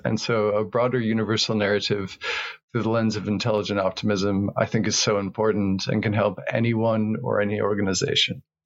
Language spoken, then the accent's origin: English; rural New Mexico, United States; I was born in New Mexico, in rural New Mexico, in the United States